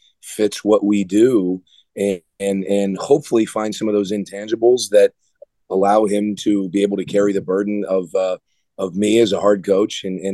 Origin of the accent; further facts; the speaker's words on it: South Florida, United States; moved away as an adult; growing up in South Florida